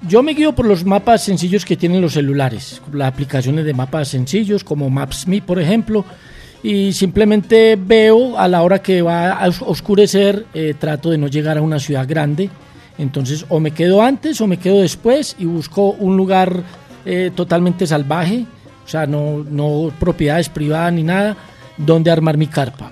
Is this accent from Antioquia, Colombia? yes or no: yes; Medellín, Antioquia, Colombia; me transporta inmediatamente a mi barrio, me trae aquí a Medellín